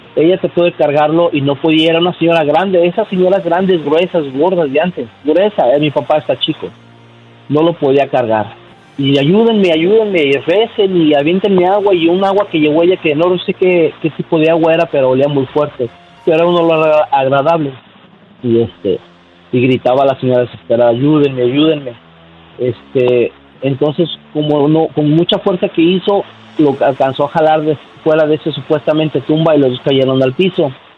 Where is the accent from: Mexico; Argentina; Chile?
Mexico; León, Guanajuato; now in United States; nosotros somos de León, Guanajuato